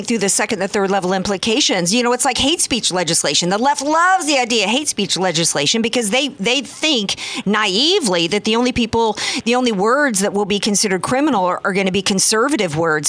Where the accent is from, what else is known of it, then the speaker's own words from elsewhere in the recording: the South, United States; now in California, United States; I'm from the South.